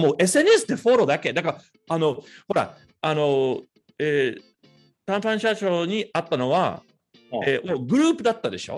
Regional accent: Tokyo, Japan; 東京生まれ、東京育ちはい。で、ずっと、あの渋谷区のです

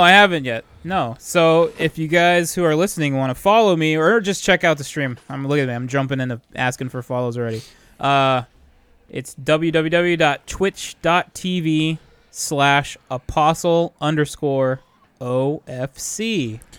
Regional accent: California, United States; we're all from California

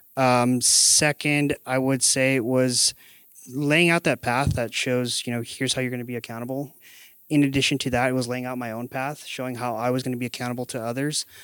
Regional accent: McAllen, Texas, United States; moved away as an adult; now in San Antonio, United States; So I'm originally from the Valley, so McAllen, Texas, actually, about four hours south of here. I came to San Antonio in twenty thirteen

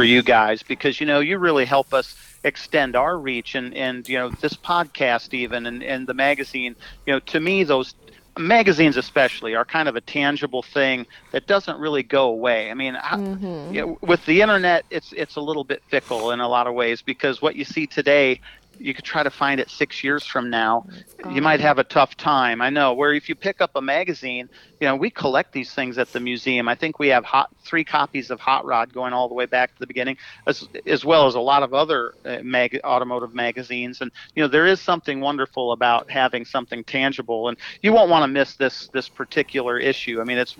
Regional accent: Speedway, Indiana, United States; And I'm thinking, yes, well, I am from Speedway.

